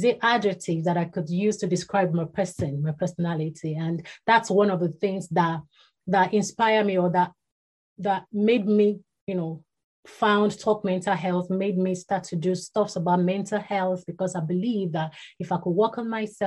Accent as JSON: {"language": "English", "town": "Ibadan", "region": "Oyo", "country": "Nigeria", "tie": "born or raised there", "said": "was born and bred in Ibadan. That's in Nigeria."}